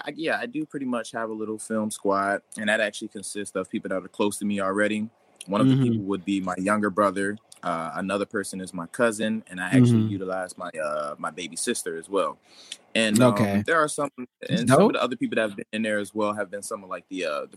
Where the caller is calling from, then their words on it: Chester, Pennsylvania, United States; I am actually in Chester, Pennsylvania.